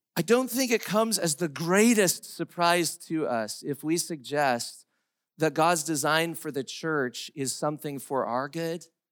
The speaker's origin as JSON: {"language": "English", "country": "United States", "said": "as English-speaking Americans"}